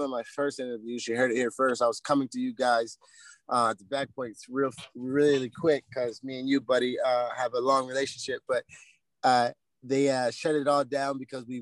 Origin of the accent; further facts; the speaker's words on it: United States; I'm American